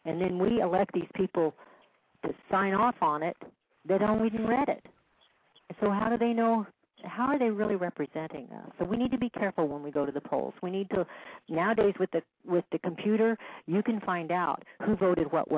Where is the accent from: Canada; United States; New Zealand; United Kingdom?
United States; Kansas City, Missouri; I came from Kansas City.